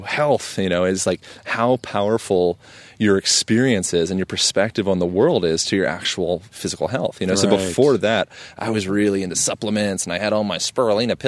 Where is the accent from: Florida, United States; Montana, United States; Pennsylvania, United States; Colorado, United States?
Pennsylvania, United States; Lancaster; moved away; I was born in Pennsylvania